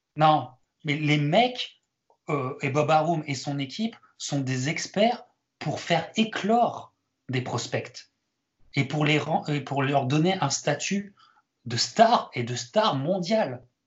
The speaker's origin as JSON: {"language": "French", "country": "France", "said": "en tant que Français"}